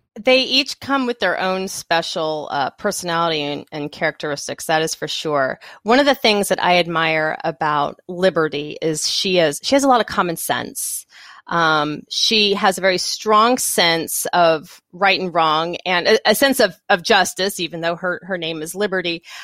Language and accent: English; Texas, United States; moved away; also born or lived in the South / Ohio / Colorado; I am from Texas originally, and then I have lived mostly in the South for, for all of my life